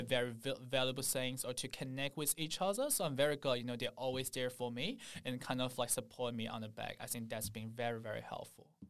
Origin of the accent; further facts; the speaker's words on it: Shanghai, China; moved away as an adult; now in Sydney, Australia; I'm from Shanghai